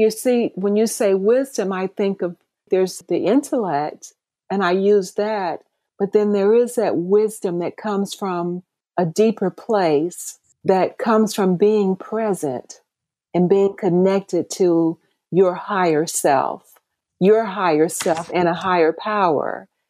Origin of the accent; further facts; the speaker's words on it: Mississippi, United States; moved away as an adult; also born or lived in San Francisco; now in Atlanta, United States; growing up in Mississippi at Mississippi State University.